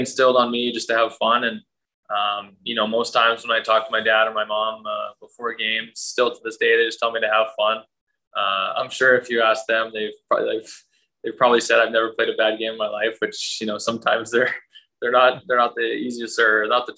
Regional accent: Langley, British Columbia, Canada; I originally grew up in Langley, British Columbia.

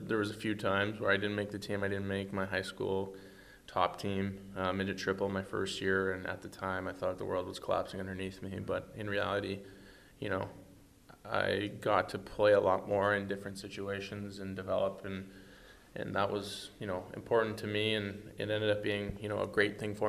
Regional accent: Edmonton, Alberta, Canada; it was my hometown

